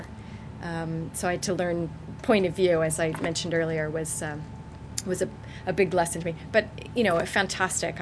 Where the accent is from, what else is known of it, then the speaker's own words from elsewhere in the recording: United States; moved away as an adult; I'm from the States, you can probably hear, but I moved here in 1995